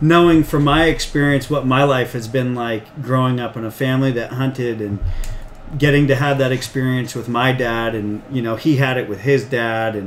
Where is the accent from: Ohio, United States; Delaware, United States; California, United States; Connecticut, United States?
California, United States; Marin County; Growing up in Marin County, there wasn't a lot of people that hunted